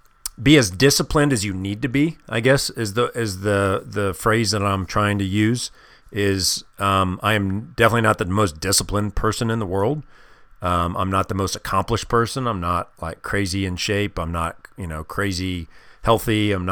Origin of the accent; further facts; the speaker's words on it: Midwest, United States; When I was a kid, I grew up in the Midwest.